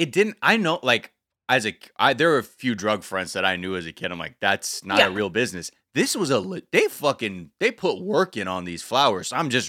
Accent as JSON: {"language": "English", "town": "North Hollywood", "region": "California", "country": "United States", "tie": "born or raised there", "said": "the florist I grew up going to in North Hollywood"}